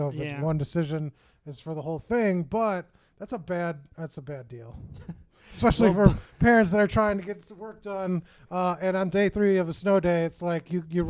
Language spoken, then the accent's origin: English; Michigan, United States; also born or lived in Chicago, Illinois; And I'm from Michigan and Chicago, so I've seen a lot of snow in my day.